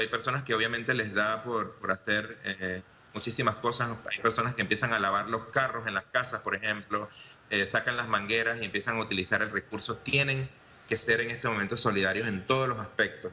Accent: Panama; como panameños

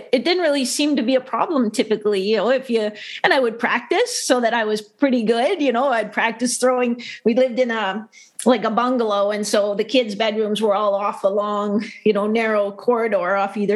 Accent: London, Ontario, Canada; I grew up in London, Ontario, where I live now.

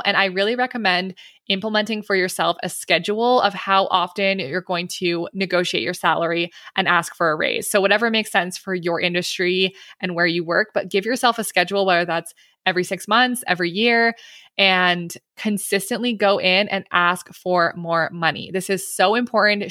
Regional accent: Canada; I'm Canadian

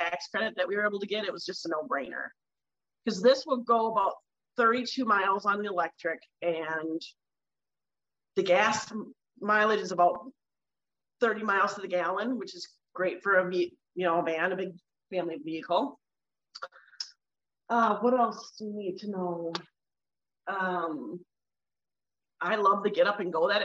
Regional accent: Sleepy Eye, Minnesota, United States; I'm from Sleepy Eye, Minnesota

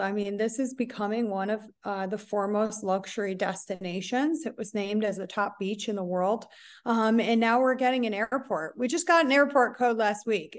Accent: Buffalo, New York, United States; moved away as an adult; also born or lived in Scottsdale, Arizona; now in Tulum, Mexico; I'm actually originally from Buffalo, New York

